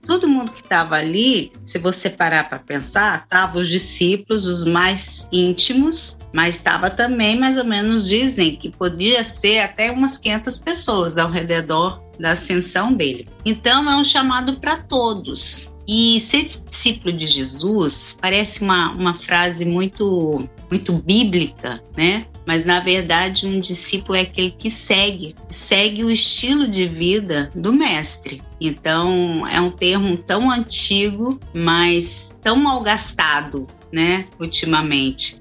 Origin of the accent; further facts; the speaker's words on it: Brazil; moved away as an adult; also born or lived in Granada, Spain; now in Spain; nós saímos do Brasil faz 21 anos, eu vim para a Espanha para estudar